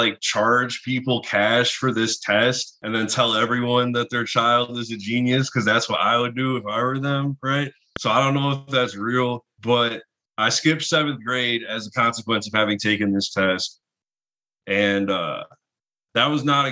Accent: near Lansing, Michigan, United States; also born or lived in Southfield, Michigan / Ypsilanti, Michigan; now in Detroit, United States; I was born here, lived in the area for like until I was like 2, and then we moved out to kind of near Lansing

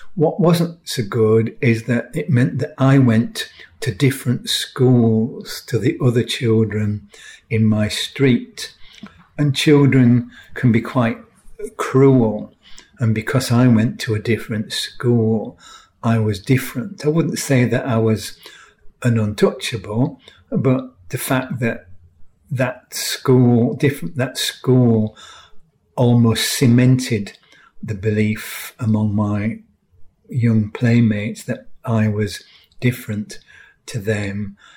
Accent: York, Yorkshire and the Humber, United Kingdom; I grew up in York in the 1950s

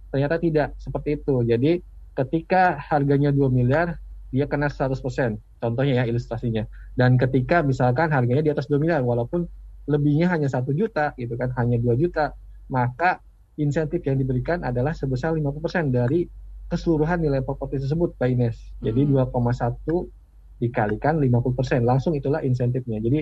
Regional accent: Bogor, West Java, Indonesia; Kebetulan saya juga dari Bogor nih, Mas Ariel. Jadi kita sama-sama orang Bogor ya.

